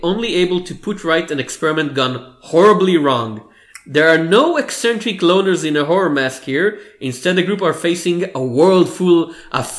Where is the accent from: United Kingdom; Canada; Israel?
Israel; accent: Hebrew; English is a second language; My Hebrew accent, yes.